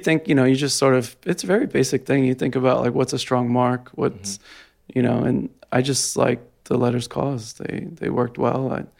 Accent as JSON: {"language": "English", "town": "Jersey City", "region": "New Jersey", "country": "United States", "said": "I'm from Jersey City."}